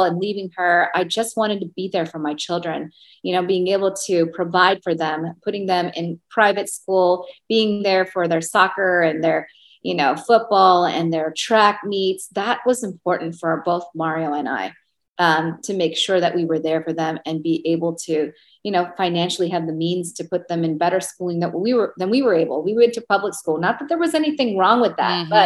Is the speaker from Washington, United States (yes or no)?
yes; Seattle, Washington, United States; moved away as an adult; also born or lived in Georgia; now in Las Vegas, United States; I'm from Seattle